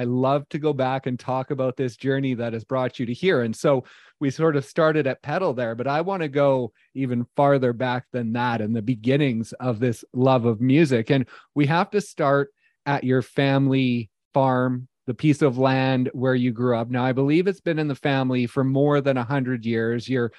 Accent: Kelowna, British Columbia, Canada; I'm actually from a place that you know well. I'm from Kelowna, BC.

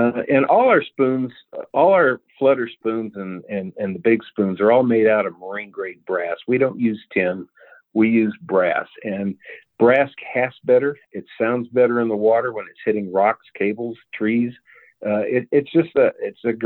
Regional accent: Cheyenne, Wyoming, United States; now in Richland, United States; I'm originally from Cheyenne, Wyoming, but I live now in Richland, Missouri

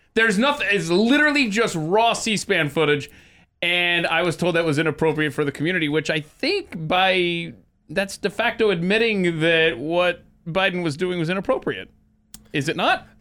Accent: Atlanta, Georgia, United States; moved away as an adult; also born or lived in Nebraska; I was born and raised in Atlanta, Georgia, but I went to the University of Nebraska

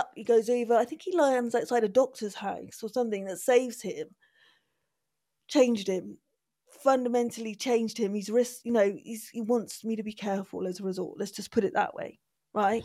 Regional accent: Bristol, South West England, United Kingdom; grew up in Bristol, from Bristol

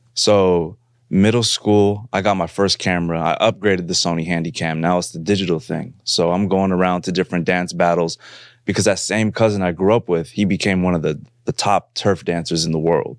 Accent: San Francisco, California, United States; I grew up in, uh, the Bay Area. I'm from San Francisco, California.

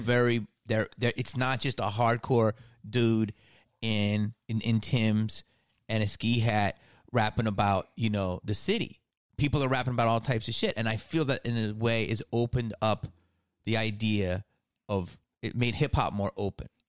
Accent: Philadelphia, Pennsylvania, United States; moved away; I'm from Philly, okay? From Philly, so I I grew up

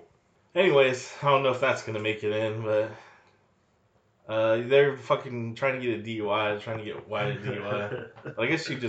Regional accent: the Bay Area, California, United States; moved away; where people we grew up with. In the Bay, bruh.

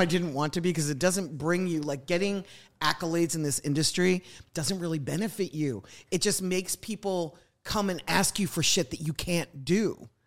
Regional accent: Philadelphia, Pennsylvania, United States; also born or lived in New York; now in Atlanta, United States; I grew up in the suburbs of Philadelphia.

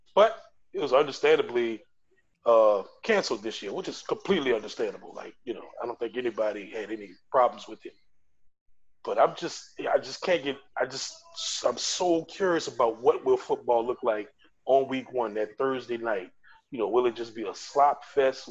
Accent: New Orleans, Louisiana, United States; Been living in New Orleans or in the Gulf South all my life

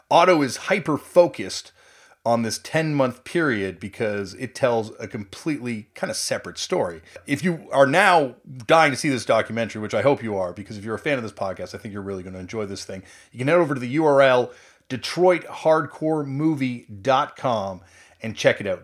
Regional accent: Southern Ontario, Canada; Growing up in Southern Ontario

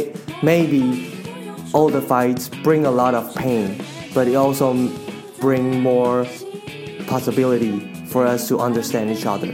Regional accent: Kaohsiung, Taiwan; English is a second language; also born or lived in Taipei; we're all from Kaohsiung, the southern city, and we all moved to Taipei for university. And after graduated, we moved back

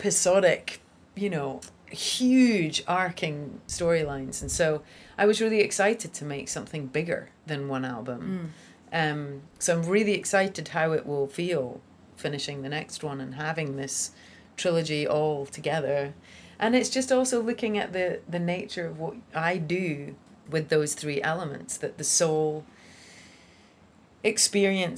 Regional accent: Scotland, United Kingdom; my little Scottish town

